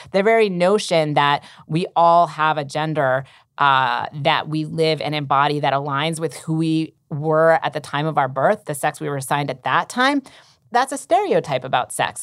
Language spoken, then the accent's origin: English; Massachusetts, United States; in Massachusetts, um, my home state